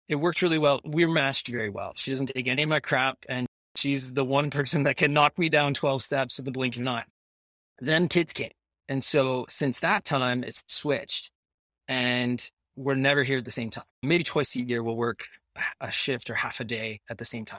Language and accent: English; Iowa, United States; moved away as an adult; now in Ajax, Canada; I'm an American. I was born in Iowa